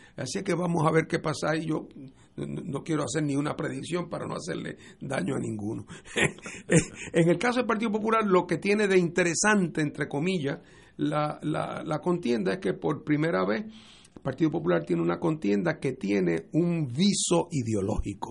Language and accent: Spanish; Puerto Rico; en el caso de Puerto Rico, como nosotros somos una jurisdicción de los Estados Unidos